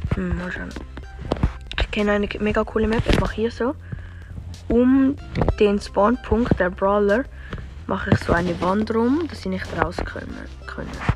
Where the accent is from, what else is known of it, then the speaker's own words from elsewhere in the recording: Switzerland; ich bin Schweizer